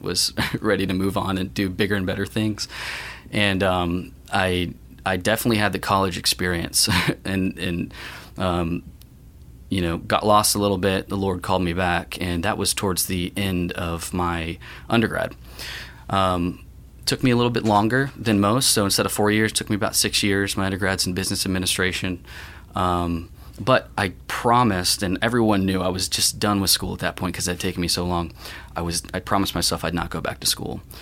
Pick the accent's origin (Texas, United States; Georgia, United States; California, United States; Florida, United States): Florida, United States; Tampa; Tampa, Florida is where I come from. Um, born and raised